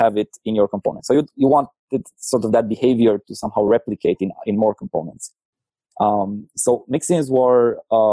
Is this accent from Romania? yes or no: yes; Cluj-Napoca, Cluj County, Romania; I'm from Cluj, Romania